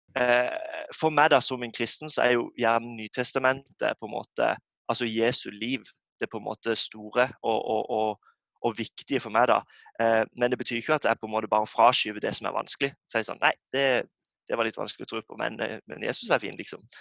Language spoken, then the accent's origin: Norwegian; Norway; som nordmann i dag, så man er jo en minoritet som kristen.